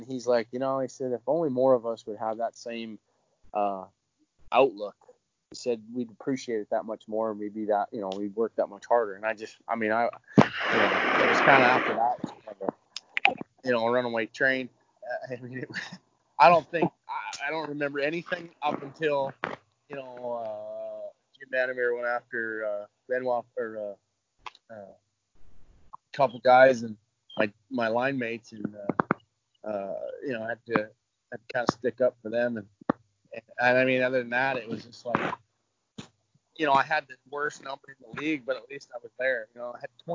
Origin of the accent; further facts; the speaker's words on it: Edmonton, Alberta, Canada; my hometown, you know, per se, the team that I grew up watching and cheering for as a kid